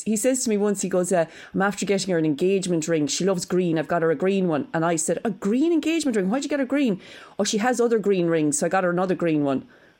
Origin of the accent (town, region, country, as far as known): Cork, Munster, Ireland; accent: Cork